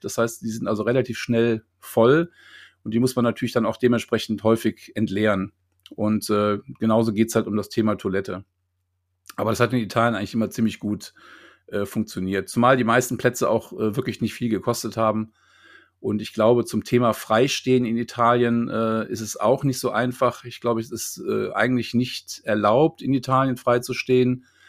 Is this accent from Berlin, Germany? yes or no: no; Neuss, North Rhine-Westphalia, Germany; now in Lüneburg, Germany; Meine Mutter lebt in Neuss, da wo ich herkomme, bei Düsseldorf ist